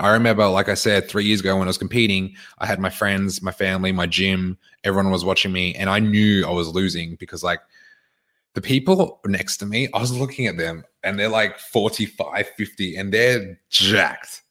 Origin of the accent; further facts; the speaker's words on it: Queensland, Australia; now in Victoria, Australia; I was born here. I grew up in Queensland.